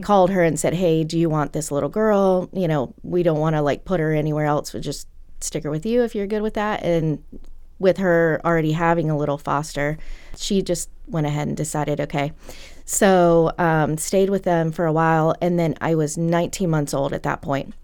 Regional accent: Lynchburg, Virginia, United States; I grew up in Lynchburg

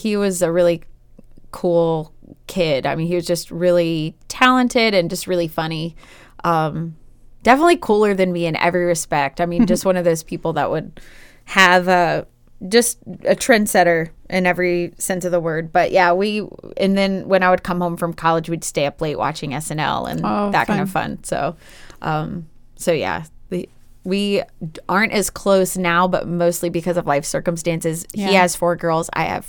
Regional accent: Chesterfield, Virginia, United States; I grew up in Chesterfield, which is in the Richmond metro area.

